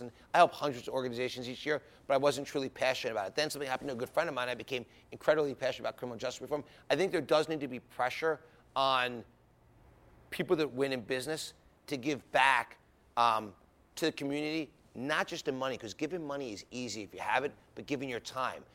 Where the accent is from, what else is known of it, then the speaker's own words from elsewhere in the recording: Philadelphia, Pennsylvania, United States; I was a guy from Philadelphia, grew up in the sports business.